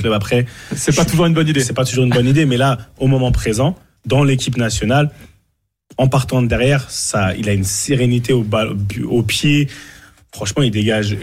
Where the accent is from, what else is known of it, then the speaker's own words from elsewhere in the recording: Cameroon; chez nous au Cameroun